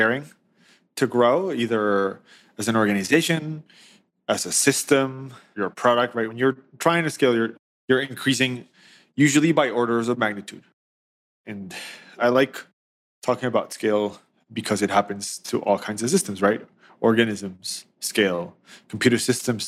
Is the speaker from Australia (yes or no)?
no; Colombia; now in New York, United States; I was born in Colombia. I live in New York